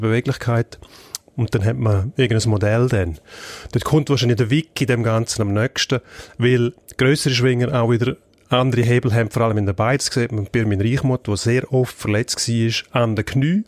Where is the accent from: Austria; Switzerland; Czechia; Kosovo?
Switzerland; Graubünden; der Bündner als Bündner